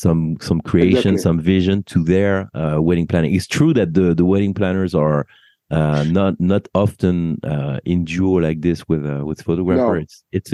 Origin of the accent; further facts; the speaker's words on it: France; accent: French; English is a second language; now in United States; I've been living in the US for too long, so I dropped my French accent